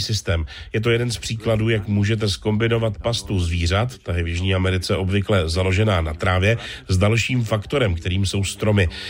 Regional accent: Colombia; v zemi, odkud pocházím a kde žiju, v Kolumbii

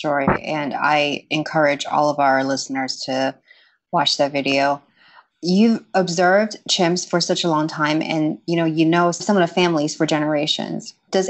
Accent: Shanghai, China; When I was a child growing up in Shanghai

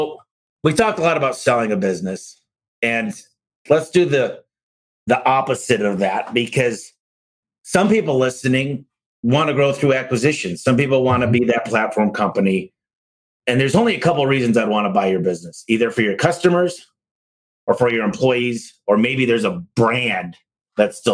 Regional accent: Michigan, United States; I'm from Michigan

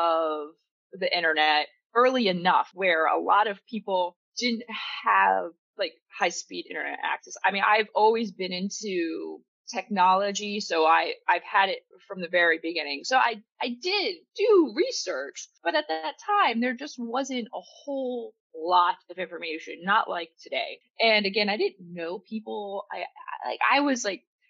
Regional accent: Pennsylvania, United States; I grew up in Pennsylvania

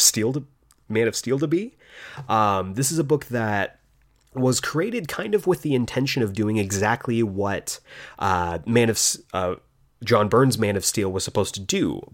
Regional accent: Tucson, Arizona, United States; now in Los Angeles, United States; but I came from Tucson, Arizona, where there's one highway and it goes around the town to Los Angeles, which is just the complete night and day.

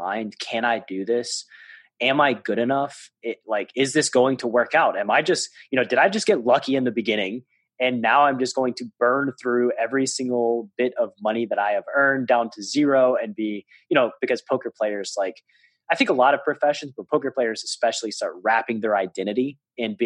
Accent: Tennessee, United States; I'm from Tennessee.

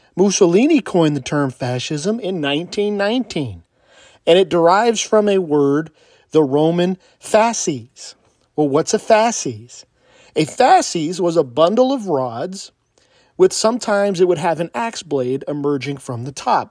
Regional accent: California, United States; moved away; I was from California.

